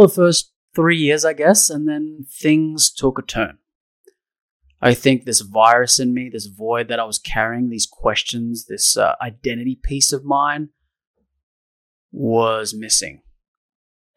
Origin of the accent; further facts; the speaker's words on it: Sydney, New South Wales, Australia; I grew up in Australia, Sydney, in a suburb called Summerhill